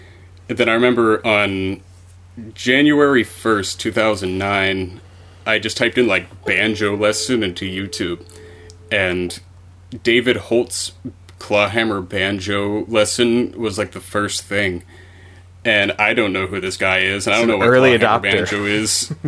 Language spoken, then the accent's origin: English; Ireland; I mean, just Irish music in general, I'm an Irish guy, and it was just played a lot.